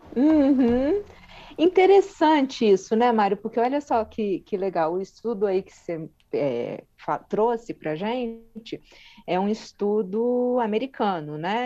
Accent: Brazil; nós brasileiros

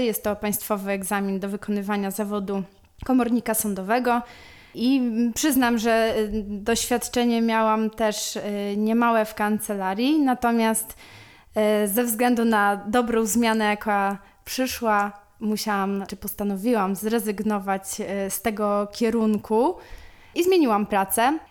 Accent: Łuków, Lublin Voivodeship, Poland; moved away as an adult; now in Warsaw, Poland; pochodzę z Łukowa, to jest y, miejscowość w województwie lubelskim. Przeprowadziłam się do Warszawy na studia i tak już tutaj y, pozostałam

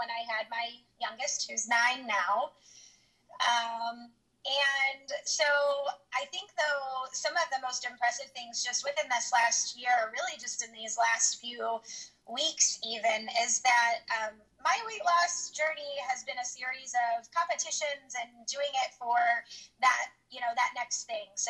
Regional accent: St. Louis, Missouri, United States; also born or lived in Kansas City; I'm from St. Louis. I have pretty much been here most of my life. I was born in Kansas City

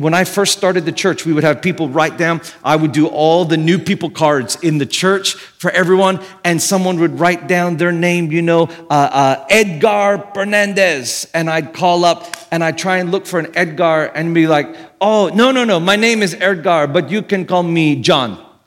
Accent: Australia; I'm from Australia, and in Australia, they kind of run words together a lot

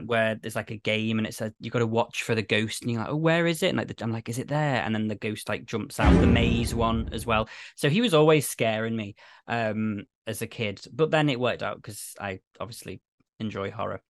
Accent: United Kingdom; I'm British

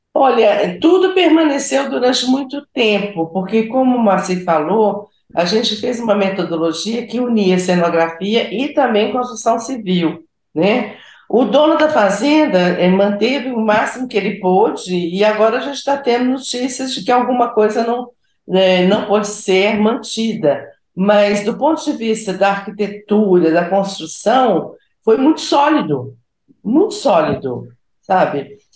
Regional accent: Minas Gerais, Brazil; como mineira apaixonada pela Bahia

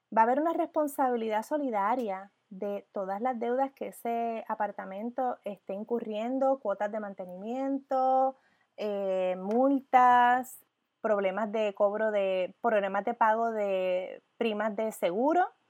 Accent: Puerto Rico; como puertorriqueña

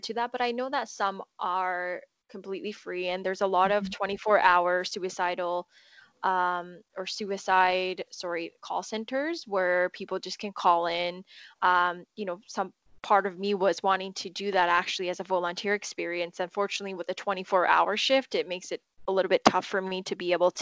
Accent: Japan; now in Vancouver, Canada; growing up in Japan

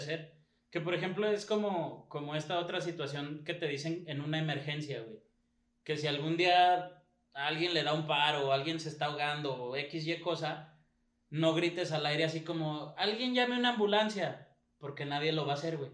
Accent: Mexico; estamos estigmatizados como mexicanos

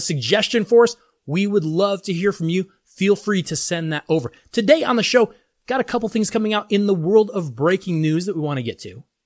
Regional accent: Denver, Colorado, United States; my hometown Denver Broncos

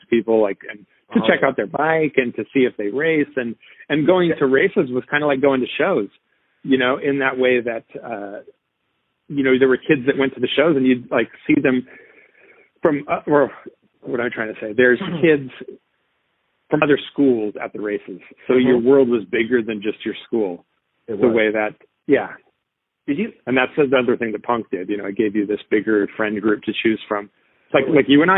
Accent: Seattle, Washington, United States; I grew up on it in North Seattle

